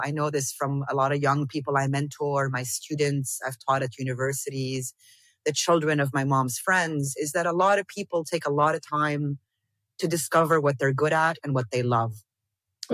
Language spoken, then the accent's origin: English; Damascus, Damascus Governorate, Syria; moved away; also born or lived in South Lebanon / Amman / Beirut / Dubai; I grew up here. I grew up in Damascus around people who didn't speak English.